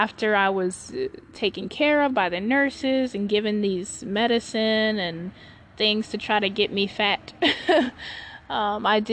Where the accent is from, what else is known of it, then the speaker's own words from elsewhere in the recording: Charlotte, North Carolina, United States; I was born in Charlotte, North Carolina